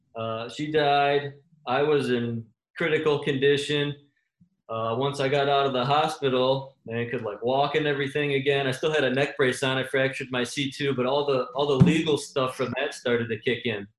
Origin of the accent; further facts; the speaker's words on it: Michigan, United States; I'm from Michigan